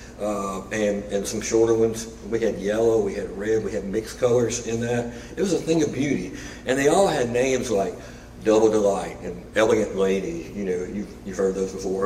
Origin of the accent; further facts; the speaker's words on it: Arkansas, United States; moved away as an adult; also born or lived in Memphis; Larissa and I grew up in Arkansas in some pretty wide open spaces